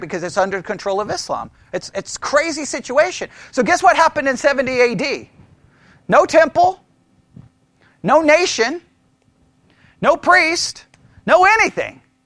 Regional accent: Texas, United States; You can't get more Texan than being born in Texas on Texas Independence Day than me

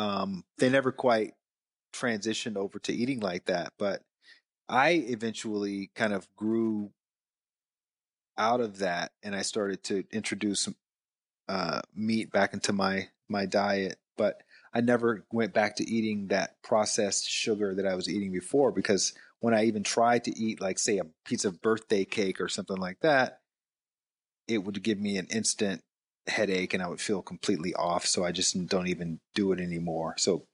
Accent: the South, United States; growing up in the South, you learn to eat for taste, number one.

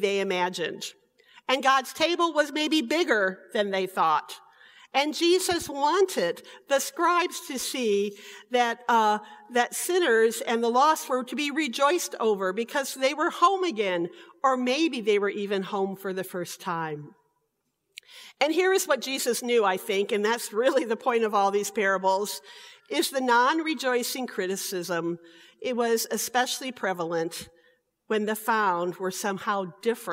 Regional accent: Michigan City, Indiana, United States; In St. Paul Lutheran Church, where I was raised in Michigan City, Indiana

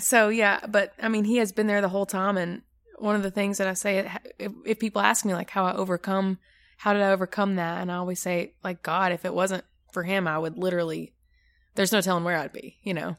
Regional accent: Maryville, United States; I am from Maryville, So not far from here.

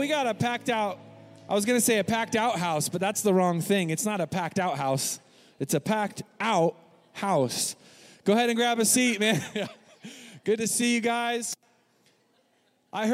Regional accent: Northwest, Pacific Northwest, United States; accent: Northwest nasally; my Northwest nasally accent

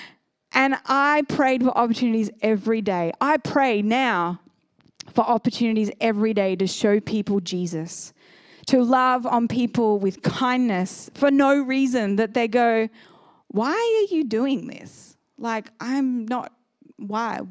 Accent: Sydney, New South Wales, Australia; moved away as an adult; now in Seaton, Australia; I grew up in Northern Beaches

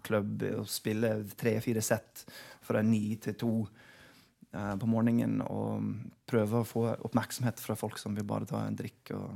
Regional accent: Oklahoma, United States; Norwegian is a second language; moved away as an adult; also born or lived in Chicago / Wisconsin; now in Norway; der jeg vokste opp. I Oklahoma

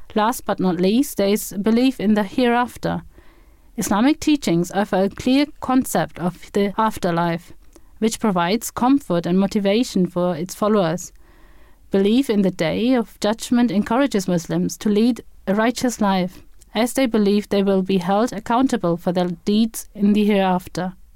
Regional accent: Germany; moved away as an adult; now in Andover, United Kingdom; I was born and brought up in Germany and moved to the U K in two thousand and seven

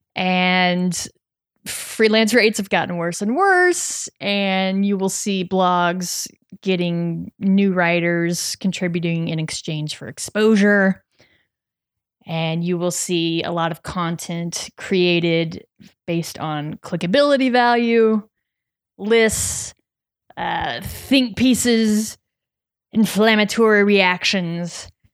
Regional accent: Missouri, United States; moved away; I'm from Missouri

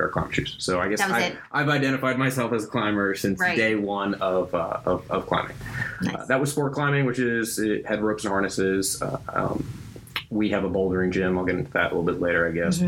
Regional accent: New Jersey, United States; moved away as an adult; also born or lived in Albuquerque, New Mexico; I grew up in New Jersey

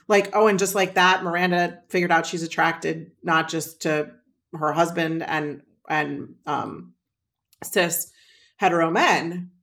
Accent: Midwest, United States; I grew up in the Midwest, so I'm a casserole kid

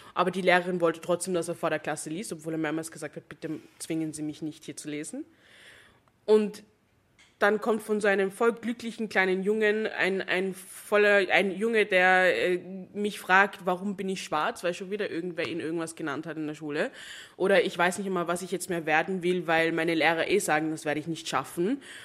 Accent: Jamaica; now in Vienna, Austria; wo ich herkomme. Da war ich so Jamaika

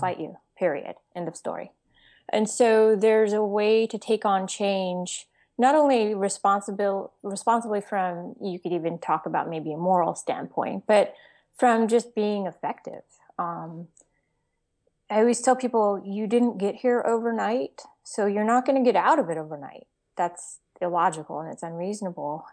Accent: Texas, United States; I'm from Texas

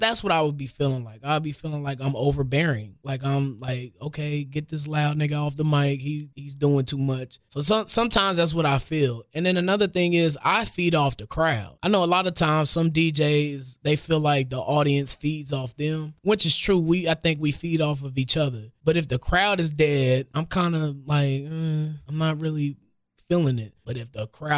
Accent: Kansas City, Missouri, United States; I grew up in Village Green, which is off 46 of Paseo.

